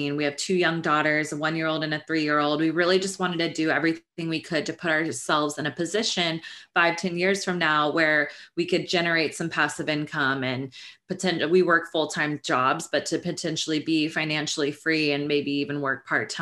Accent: Northern California, United States; moved away as an adult; now in Los Angeles, United States; I grew up in Northern California and I went to Sacramento State University

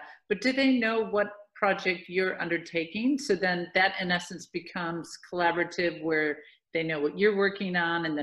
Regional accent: United States; accent: American; moved away as an adult; now in Australia; I'm American, you can hear it from my accent, but have lived in Australia for 20 years

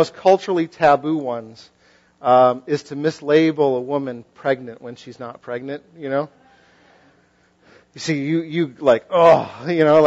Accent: western Massachusetts, United States; moved away; I come from Massachusetts and sort of the western side of the state

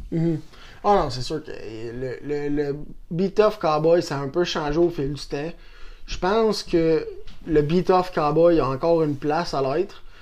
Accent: Saint-Tite, Quebec, Canada; also born or lived in Shawinigan; je suis né à Saint-Tite depuis que je suis jeune. J'ai fait une coupe de maison ici à Saint-Tite euh, quand j'étais jeune.

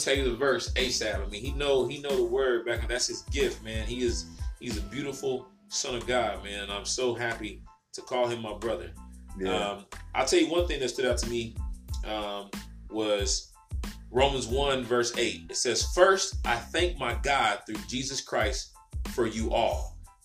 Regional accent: the South, United States; I'm from the South now

